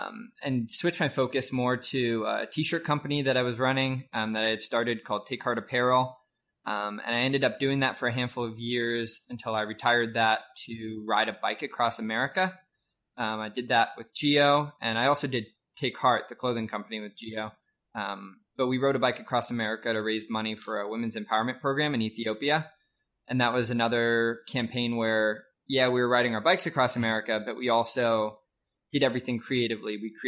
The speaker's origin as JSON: {"language": "English", "region": "New Jersey", "country": "United States", "moved": "as an adult", "lives_now": "Springfield, United States", "said": "I'm from New Jersey, but moved to Springfield, Missouri right after high school."}